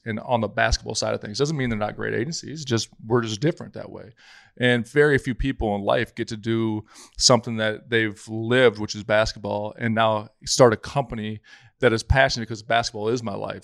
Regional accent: South Dakota, United States; growing up in South Dakota where I was

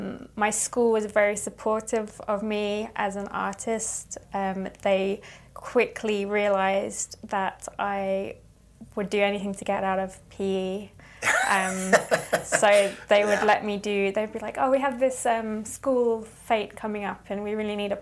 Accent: Ipswich, East of England, United Kingdom; also born or lived in Norwich; I'm from Ipswich, which is kind of between Norwich and London.

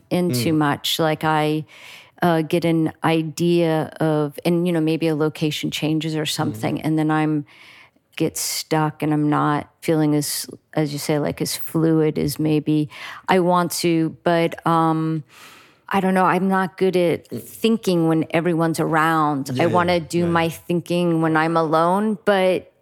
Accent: Miami, Florida, United States; moved away as an adult; I'm from Miami

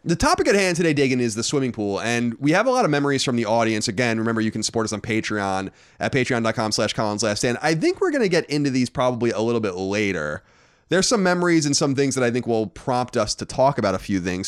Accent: Long Island, New York, United States; we grew up on Long Island.

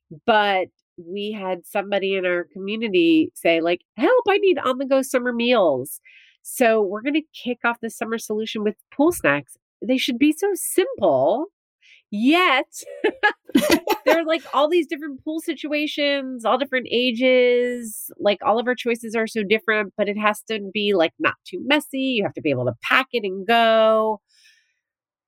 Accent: New Jersey, United States; born or raised there; moved away

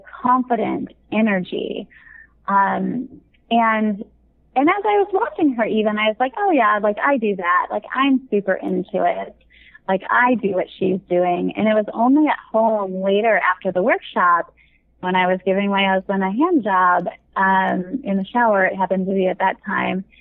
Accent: Midwest, United States; now in California, United States; I grew up in the Midwest, but I'm in California

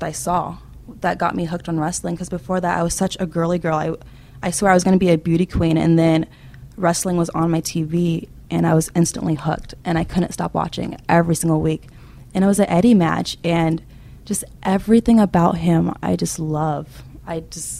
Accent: Fairfield, California, United States; now in Boston, United States; I am originally from California, Fairfield, okay. the Bay Area. But I call Boston home

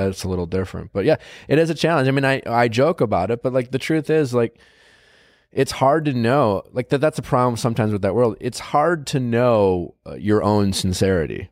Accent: Wisconsin, United States; I grew up in Wisconsin

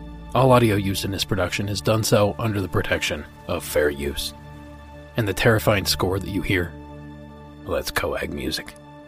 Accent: Farmington, New Mexico, United States; I grew up in Farmington, New Mexico, a small oil and gas town up near the Four Corners

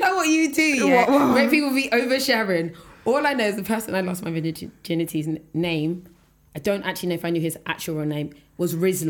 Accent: London, United Kingdom; I'm from South London.

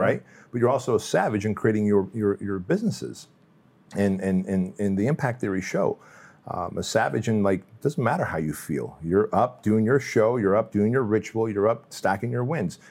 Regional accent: Santa Ana, California, United States; born or raised there; also born or lived in Russia

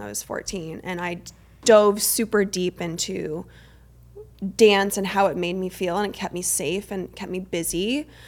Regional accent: Arizona, United States; I grew up in Arizona

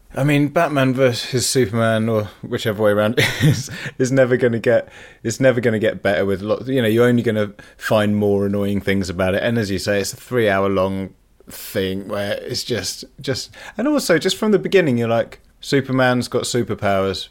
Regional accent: Leicester, East Midlands, United Kingdom; I'm from Leicester and, you know, the fox is the symbol of my city

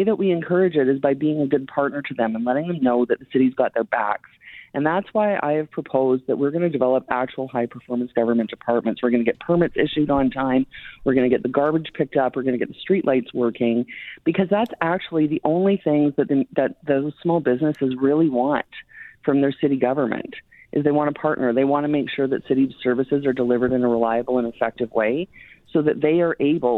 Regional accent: Canada; We are all Canadians. I am a Canadian.

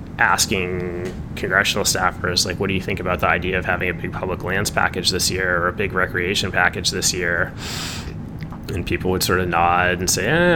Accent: D.C., District of Columbia, United States; now in White Salmon, Washington, United States; I grew up outside Washington, D.C. I was a big kayaker growing up.

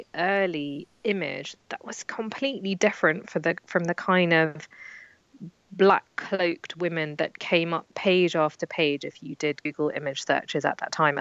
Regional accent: London, United Kingdom; when I grew up in London

